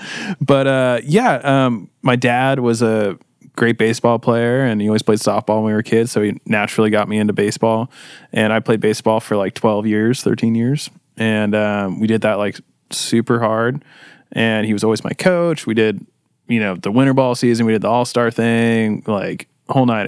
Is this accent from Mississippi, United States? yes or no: no; Costa Mesa, California, United States; I was born and raised in Costa Mesa as well